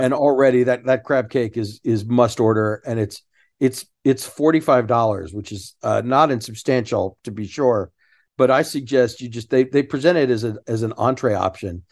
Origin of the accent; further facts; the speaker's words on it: Sugar Land, Texas, United States; I grew up in Sugarland, not far from the fountains